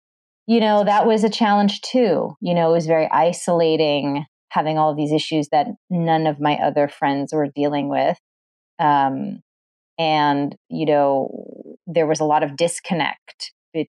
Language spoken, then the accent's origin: English; Massachusetts, United States; I grew up in Massachusetts